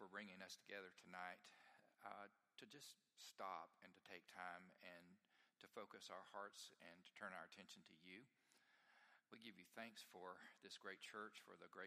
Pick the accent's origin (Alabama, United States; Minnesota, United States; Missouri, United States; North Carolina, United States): Alabama, United States; the Shoals area; moved away; I grew up in the Shoals area